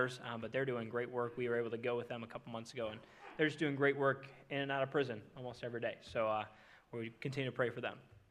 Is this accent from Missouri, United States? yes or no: no; Minnesota, United States; now in Indiana, United States; I'm from Minnesota